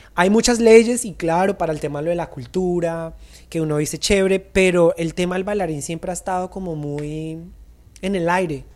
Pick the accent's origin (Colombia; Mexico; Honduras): Colombia; los bailarines no somos reconocidos en Colombia